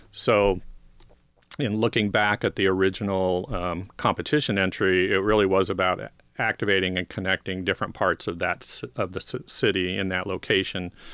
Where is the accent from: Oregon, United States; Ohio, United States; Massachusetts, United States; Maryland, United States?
Oregon, United States; Portland; I was born in Portland. I grew up down the river